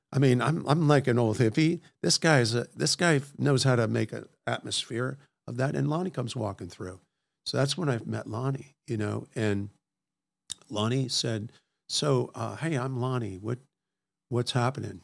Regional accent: Washington, D.C. area, Maryland, United States; moved away; I grew up in Washington, D C area, actually in Maryland

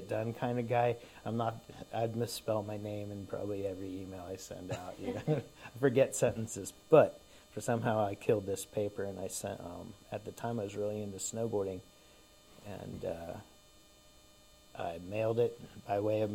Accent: Dunwoody, Georgia, United States; I grew up in Dunwoody

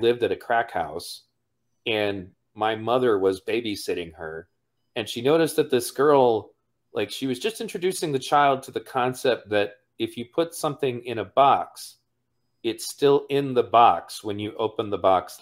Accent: Pontiac, Michigan, United States; my original neighborhood when I grew up in Pontiac

